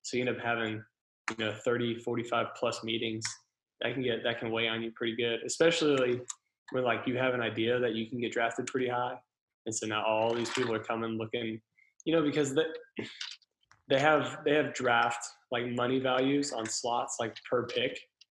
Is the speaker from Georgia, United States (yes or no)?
no; Texas, United States; So it was pretty cool to come home and be in my home state.